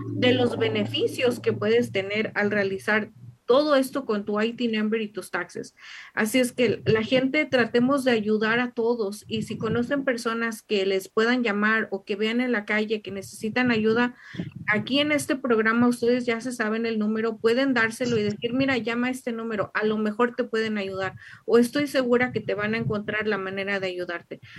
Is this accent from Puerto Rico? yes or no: no; Mexico; como mexicanos, especialmente nuestra cultura mexicana